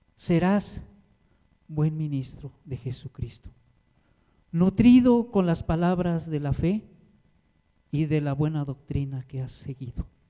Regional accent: Mexico; yo soy de allá de Cuchoacán

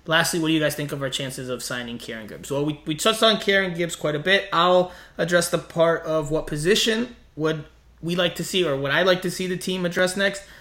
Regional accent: South Florida, United States; where I grew up in South Florida

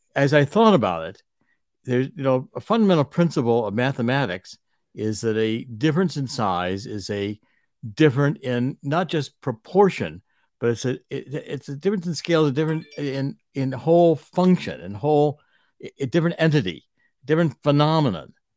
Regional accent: Cleveland, Ohio, United States; I was raised in Cleveland

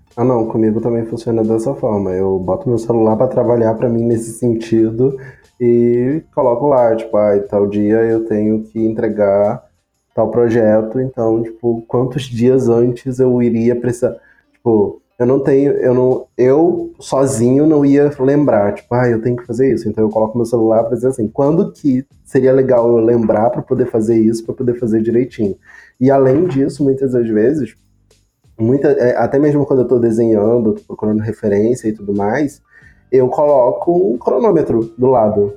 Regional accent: Brazil; A gente é brasileiro

